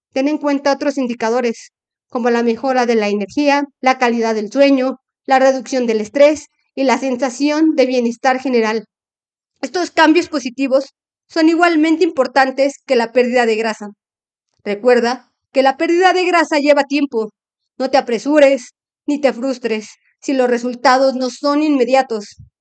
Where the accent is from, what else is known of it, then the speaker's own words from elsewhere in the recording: Mexico; como mexicanos tenemos de nuestras costumbres